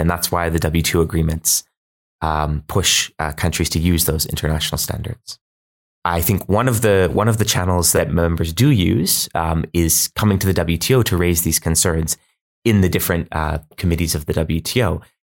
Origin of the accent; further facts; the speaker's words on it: Canada; I'm Canadian